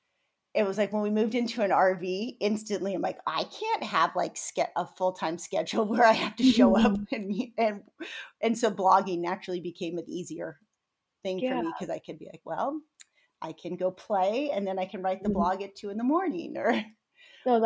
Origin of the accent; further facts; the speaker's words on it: San Diego, California, United States; we're both born and raised in San Diego